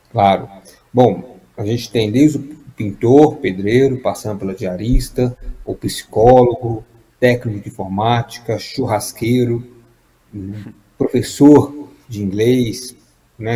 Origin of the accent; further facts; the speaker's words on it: Juiz de Fora, Minas Gerais, Brazil; moved away; also born or lived in São Paulo; eu sou de Juiz de Fora, nasci em São Paulo, fui criado em Minas